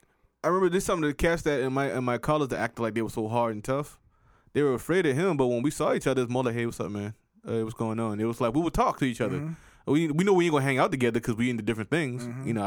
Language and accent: English; the South, United States; and me grew up as a Southerner.